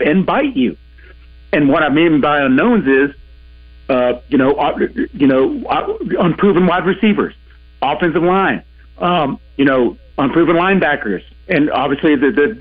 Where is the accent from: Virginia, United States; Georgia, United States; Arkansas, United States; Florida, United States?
Arkansas, United States; Clarksville; moved away as an adult; now in Central Arkansas, United States; I'm from Clarksville, but you know, the past decade or so I've lived in Central Arkansas